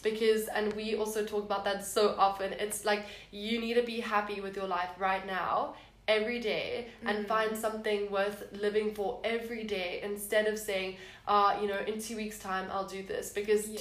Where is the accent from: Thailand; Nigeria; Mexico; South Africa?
South Africa; Cape Town, Western Cape; now in Stellenbosch, South Africa; I am from Cape Town